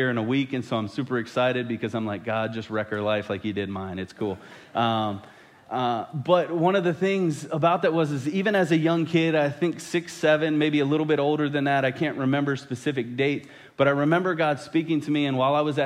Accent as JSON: {"language": "English", "area": "just outside of D.C.", "region": "Virginia", "country": "United States", "tie": "born or raised there", "moved": "yes", "lives_now": "Missouri, United States", "said": "I didn't grow up in Missouri. I grew up in Virginia, just outside of D.C."}